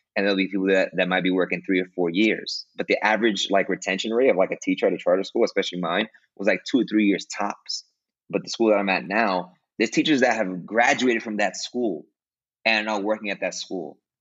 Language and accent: English; New York City, New York, United States; moved away as an adult; now in Costa Rica; I'm from Brooklyn, New York. Uh, I was born and raised there